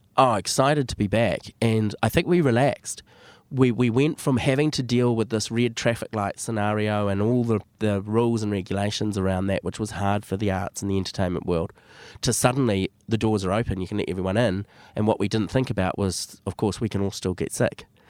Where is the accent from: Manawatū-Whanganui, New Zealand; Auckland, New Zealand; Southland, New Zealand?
Auckland, New Zealand; Born and bred in Auckland, grew up in most of my life in West Auckland